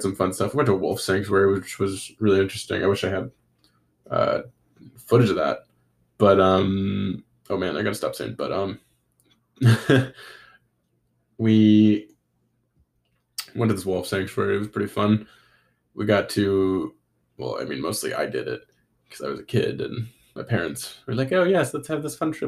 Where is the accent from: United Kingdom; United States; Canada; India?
Canada; North Vancouver, British Columbia; I love my hometown. I love Vancouver. I love North Vancouver.